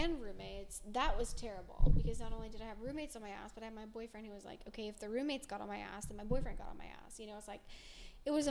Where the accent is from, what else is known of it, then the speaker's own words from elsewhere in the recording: Las Vegas, Nevada, United States; when I was growing up in Vegas, I lived with roommates